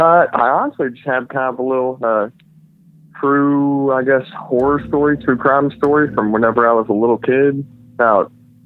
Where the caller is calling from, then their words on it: Fort Worth, Texas, United States; calling from Fort Worth, Texas.